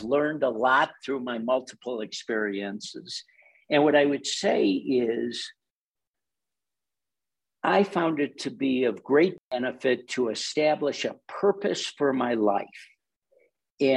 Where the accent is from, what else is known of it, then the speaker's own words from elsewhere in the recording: Chicago, Illinois, United States; I'm a Chicagoan